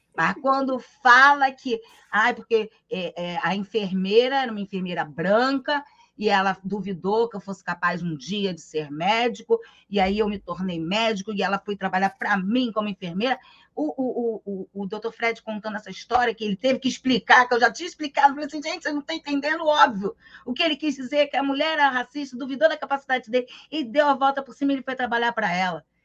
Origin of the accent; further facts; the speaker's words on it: Rio de Janeiro, Brazil; eu também sou carioca